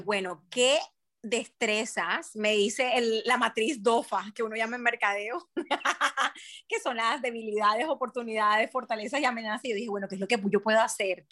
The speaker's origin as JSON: {"language": "Spanish", "town": "Barranquilla", "region": "Atlántico", "country": "Colombia", "moved": "as an adult", "lives_now": "Brisbane, Australia", "said": "yo soy colombiana, yo soy barranquillera"}